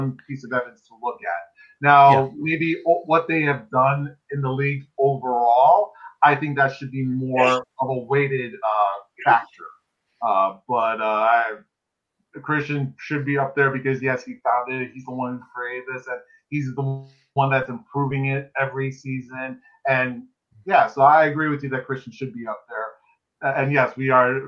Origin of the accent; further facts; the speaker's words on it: Chicago, Illinois, United States; I'm from Chicago too